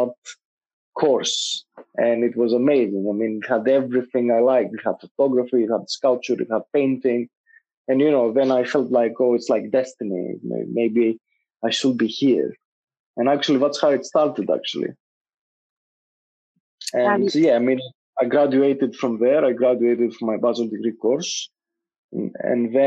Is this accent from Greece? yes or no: yes; Greece; moved away as an adult; now in London, United Kingdom; growing up in Greece and small societies